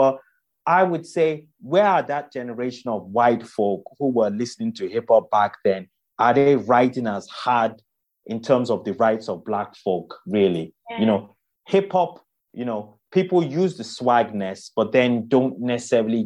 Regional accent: Nigeria; moved away; I grew up in Nigeria

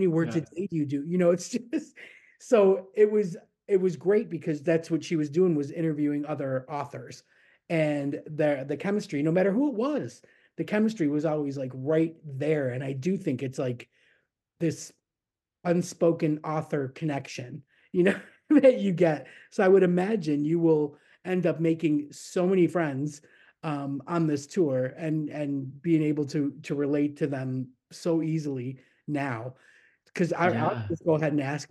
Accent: Niagara Falls, New York, United States; moved away as an adult; also born or lived in Florida; I grew up in Niagara Falls, but on the New York side

